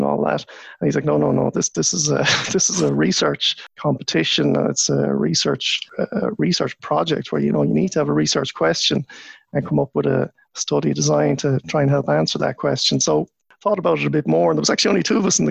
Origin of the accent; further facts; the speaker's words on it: Galway, Connacht, Ireland; got into university in Galway, in my hometown